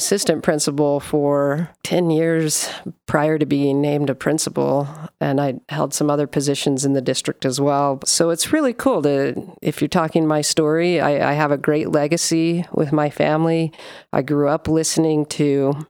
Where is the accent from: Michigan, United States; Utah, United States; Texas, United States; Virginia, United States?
Utah, United States; Sandy; also born or lived in Provo, Utah; I'm a Utah girl, born in Sandy, Utah. Well, I was born in Provo, but grew up in Sandy.